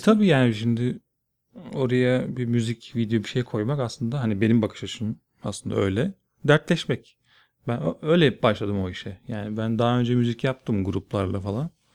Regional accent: Bursa, Turkey; moved away as an adult; also born or lived in Elazığ / Erzurum / Ankara; now in Istanbul, Turkey; Bursa'da doğdum, Bursa'da büyüdüm.

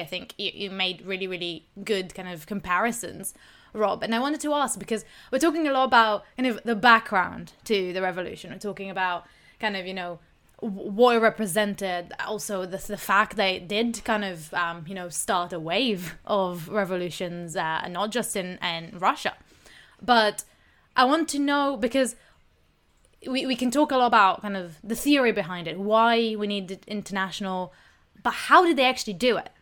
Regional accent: Israel; I'm from Israel

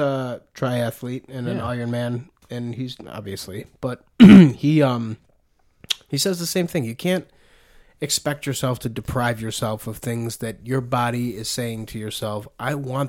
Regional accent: Buffalo, New York, United States; we grew up in South Buffalo.

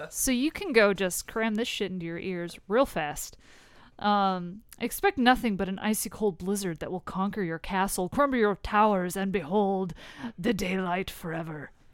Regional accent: United States; I'm American

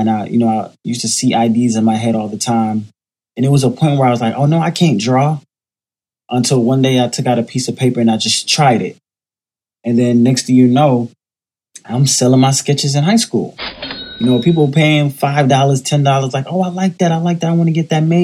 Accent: Miami, Florida, United States; also born or lived in Jamaica; now in New York City, United States; I was born in Jamaica, grew up in Miami, raised by my grandmother in a single-parent household, and now I currently live in New York City

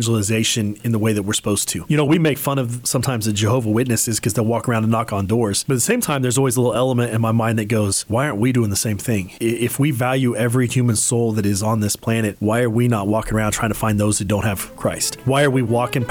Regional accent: Hays, Kansas, United States; moved away; I grew up in Hayes. I actually went to Hayes High

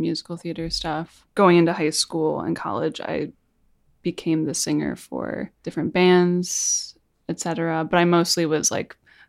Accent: Chicago, Illinois, United States; I'm from Chicago, and I have a band called ….

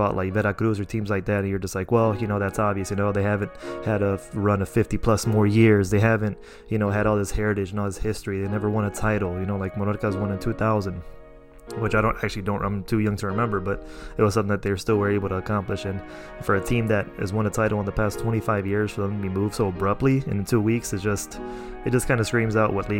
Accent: Chicago, Illinois, United States; growing up, I grew up in Chicago

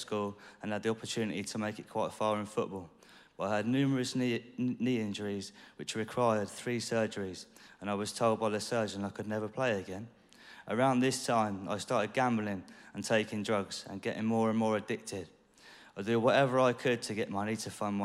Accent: Deal, South East England, United Kingdom; also born or lived in Dover; I was born in Dover but brought up in a little town called Deal in Kent.

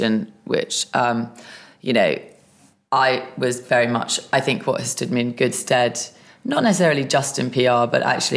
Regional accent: London, United Kingdom; I'm a Londoner, born and bred.

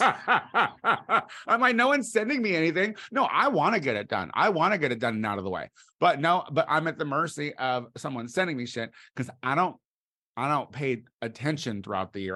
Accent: Clinton, Illinois, United States; moved away; my hometown

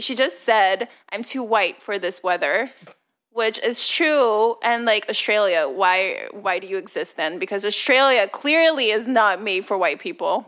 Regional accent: Leuven, Flanders, Belgium; English is a second language; I grew up in Leuven, but I didn't grow up particularly rich

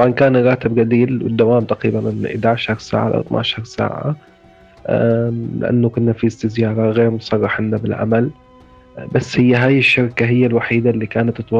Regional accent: Izraa, Daraa Governorate, Syria; moved away as an adult; من مدينة إزرع بريف درعا درست اقتصاد بجامعة دمشق آه، اشتغلت بالهلال الأحمر السوري قسم الإسعاف طلعت من سوريا بسنة 2015

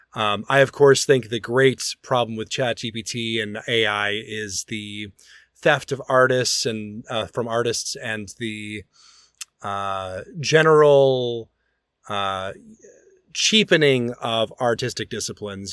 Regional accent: Birmingham, Alabama, United States; moved away; my hometown opera company of Opera Birmingham.

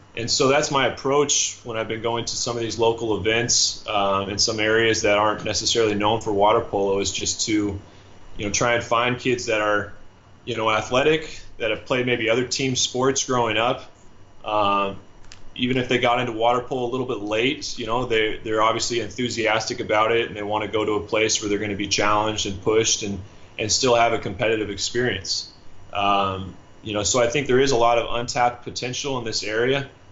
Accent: Seattle, Washington, United States; moved away as an adult; also born or lived in Southern California / Budapest, Hungary; I'm from the Northwest, so I got my start, you know, playing out in Seattle

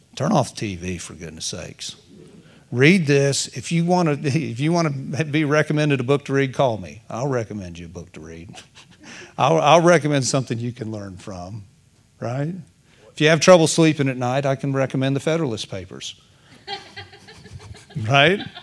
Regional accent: United States; I got born here

